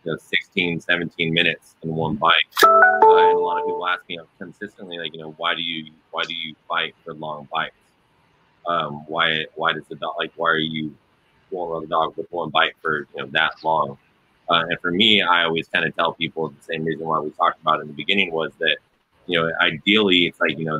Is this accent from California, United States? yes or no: yes; California, United States; I'm from California